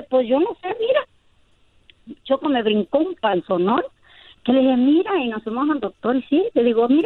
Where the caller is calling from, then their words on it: Los Angeles, California, United States; Te llamo, te llamo de aquí, de Boyle Heights.